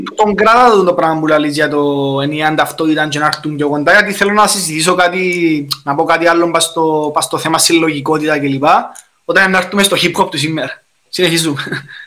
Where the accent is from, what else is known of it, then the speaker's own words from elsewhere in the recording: Cyprus; accent: Cypriot; μιλώ κυπριακά